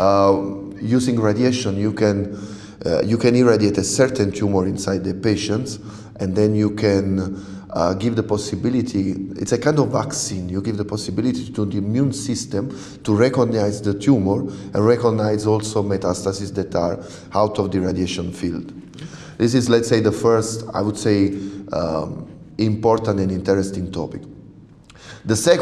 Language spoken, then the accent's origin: English; Naples, Campania, Italy; first language Italian; English is a second language; moved away as an adult; also born or lived in Germany / Japan; I'm from Napoli, Naples in the south of Italy